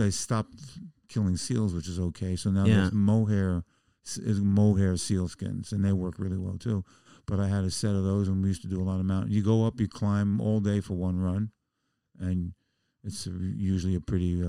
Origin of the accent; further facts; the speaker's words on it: Bronx, New York, United States; I grew up in the Bronx, and basketball was like gang war.